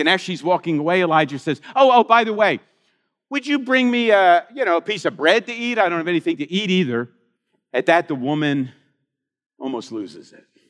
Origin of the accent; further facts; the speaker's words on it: Philadelphia, Pennsylvania, United States; I grew up in Philadelphia